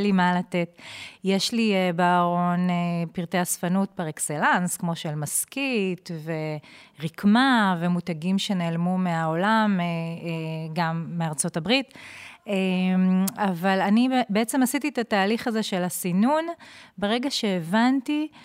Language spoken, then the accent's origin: Hebrew; Ma'alot-Tarshiha, Northern District, Israel; moved away as an adult; also born or lived in Jerusalem; הגעתי מהצפון, ממעלות תרשיחא